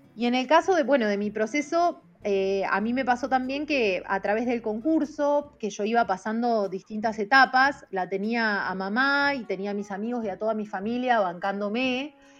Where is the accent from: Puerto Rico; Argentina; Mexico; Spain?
Argentina; Chacabuco, Buenos Aires Province; moved away as an adult; also born or lived in La Plata, Argentina; now in China; yo soy del interior, de Chacabuco, estaba viviendo en La Plata especialmente por mi carrera